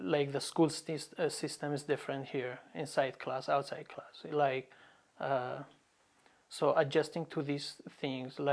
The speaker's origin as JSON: {"language": "English", "town": "Sinjar", "region": "Nineveh", "country": "Iraq", "tie": "born or raised there", "also_born_or_lived": "Chicago, United States", "second_language": "English", "moved": "as an adult", "lives_now": "Lincoln, United States", "said": "I'm originally from Iraq, from Sinjar city, north of Iraq. So I grew up there in Sinjar, specifically in Khanasur village."}